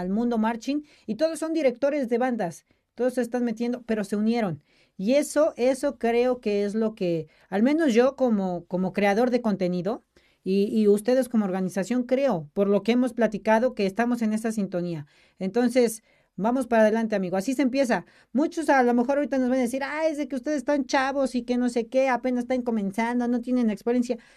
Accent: Puebla, Mexico; Puebla, yo soy de Puebla

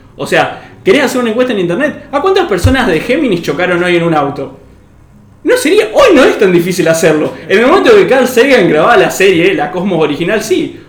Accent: Argentina; somos 45 millones de argentinos

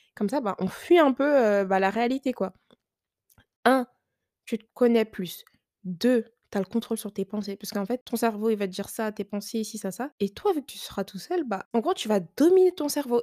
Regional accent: France; Ils pensaient que j'étais pas française, mais si

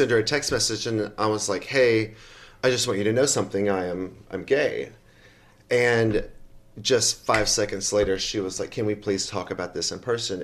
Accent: Chickamauga, Georgia, United States; I'm from Chickamauga, Georgia, which if you don't know Chickamauga, Georgia, which is just underneath Chattanooga, Tennessee.

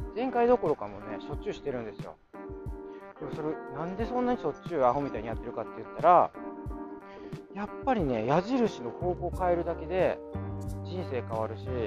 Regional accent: Kansai, Japan; accent: Kansai-ben; 私のそのあの関西弁

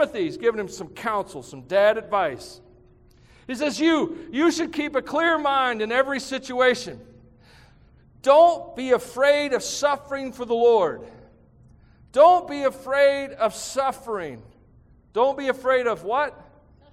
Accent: United States; us as American Christians

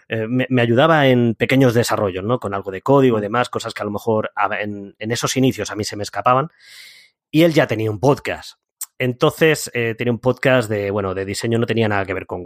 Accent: Úbeda, Andalusia, Spain; now in Madrid, Spain; eh, soy natural de Úbeda, de Jaén, aunque por el acento no se me note, soy andaluz. Sí, señoras y señores, soy andaluz.

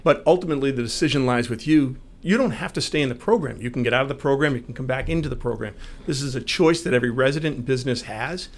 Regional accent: Marlborough, Massachusetts, United States; I grew up in Marlboro

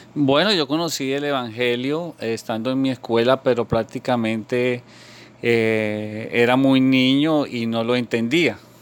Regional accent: Bogotá, Colombia; moved away as an adult; now in South Florida, United States; yo nací eh, en Bogotá

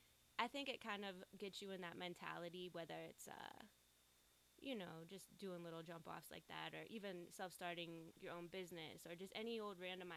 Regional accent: Erie, Pennsylvania, United States; moved away as an adult; now in Pittsburgh, United States; I'm actually from Erie.

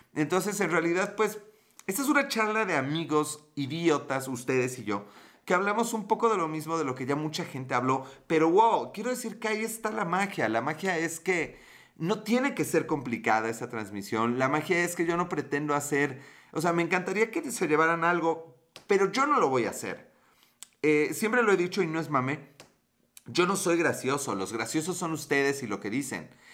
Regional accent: Mexico; accent: Mexican Spanish; mi perfecto acento español de México

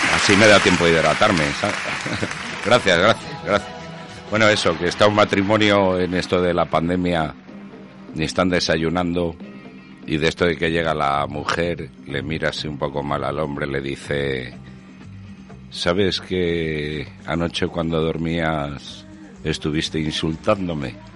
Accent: Castile and León, Spain; yo también que soy de Castilla y León

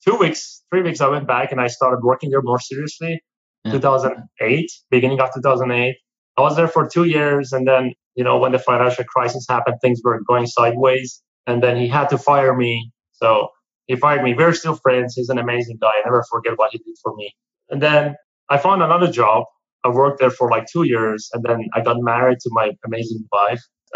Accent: Iran; moved away as an adult; I'm from Iran originally

